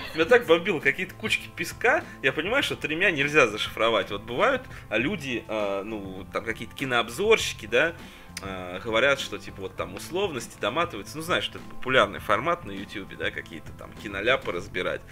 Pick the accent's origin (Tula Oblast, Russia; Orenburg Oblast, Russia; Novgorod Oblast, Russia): Tula Oblast, Russia; Tula; откуда я родом